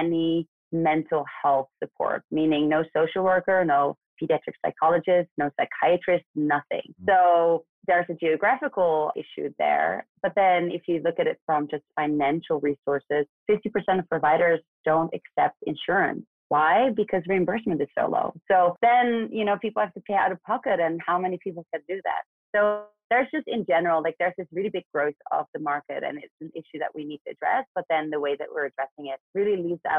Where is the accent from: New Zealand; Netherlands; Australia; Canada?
Netherlands; moved away as an adult; also born or lived in New York; now in United States; I'm actually born and raised in Western Europe, so in the Netherlands.